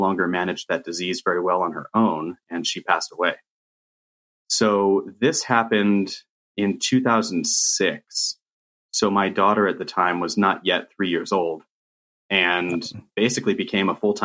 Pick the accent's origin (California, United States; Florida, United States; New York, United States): California, United States; Riverside; you and I grew up in Riverside, California